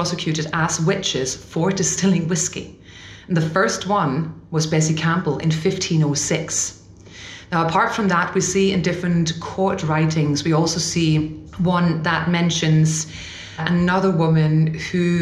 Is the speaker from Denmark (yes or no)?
yes; Denmark; moved away as an adult; now in Scotland; I'm originally from Denmark. I've been in Scotland for about a year and a half now.